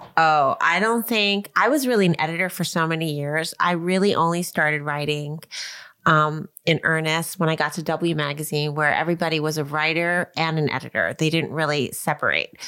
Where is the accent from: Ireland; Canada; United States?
United States; Long Island, New York; I grew up in Long Island